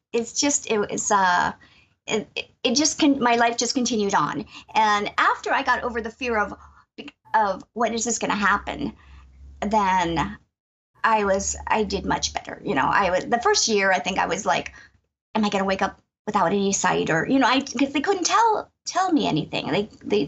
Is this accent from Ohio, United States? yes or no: no; Erie, Pennsylvania, United States; moved away as an adult; I'm from Erie, Pennsylvania, Northwest Pennsylvania, and I grew up here. I live in my childhood home